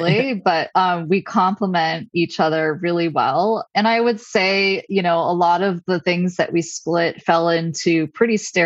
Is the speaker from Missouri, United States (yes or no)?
no; Stowe, Vermont, United States; moved away; build a different kind of life back in my hometown